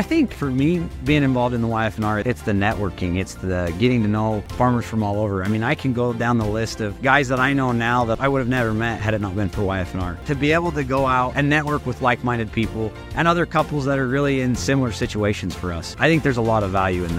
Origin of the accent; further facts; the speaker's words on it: Parker, Idaho, United States; I was born and raised here in Parker. My dad and his four brothers started farming here in Parker. They've expanded, and now my brothers and I, along with our cousins, continue to farm here.